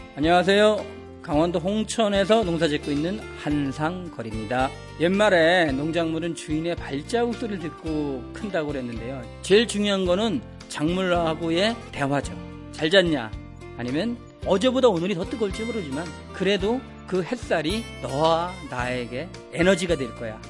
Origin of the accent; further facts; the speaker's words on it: China; Korean is a second language; now in South Korea; 저는 중국에서 온